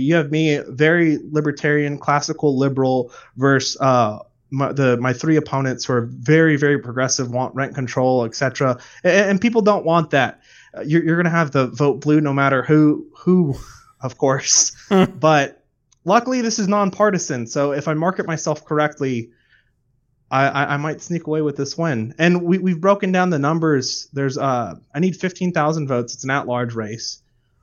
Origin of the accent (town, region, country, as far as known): California, United States